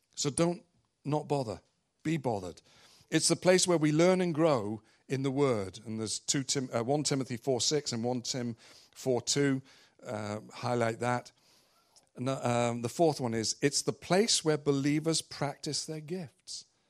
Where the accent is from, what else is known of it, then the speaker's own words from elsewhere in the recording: England, United Kingdom; moved away; I'm from England